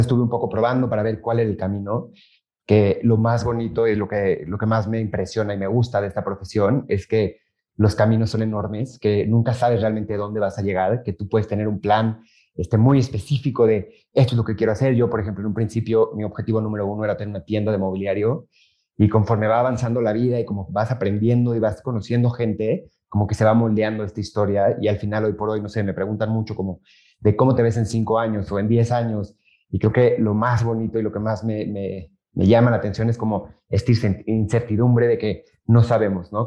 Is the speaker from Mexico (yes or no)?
yes; Mexico; also born or lived in Madrid; regresé a México